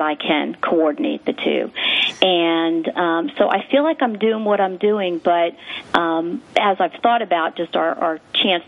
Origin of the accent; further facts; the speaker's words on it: Long Island, New York, United States; moved away as an adult; now in Dallas, United States; I actually grew up on the East Coast, so I grew up on Long Island